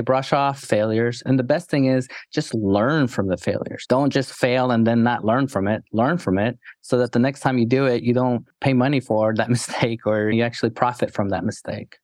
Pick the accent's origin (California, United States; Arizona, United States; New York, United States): New York, United States; New York City; moved away; also born or lived in Texas; growing up in New York City